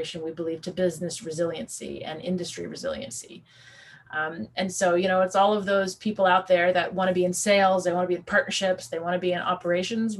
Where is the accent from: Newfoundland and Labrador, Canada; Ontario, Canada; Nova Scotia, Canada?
Newfoundland and Labrador, Canada; moved away; I'm a Newfoundlander. I will always be a Newfoundlander. And I grew up at a young age in a place where tourism was a primary sort of, you know, economic tool.